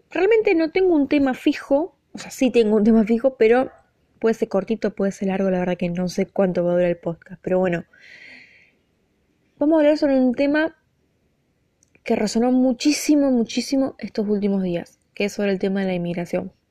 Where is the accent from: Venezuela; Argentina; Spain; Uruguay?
Argentina; also born or lived in United States; yo obviamente nací, soy argentina, soy hija de argentinos, me crié en Argentina, viví en la época del 2000, 2001 en Estados Unidos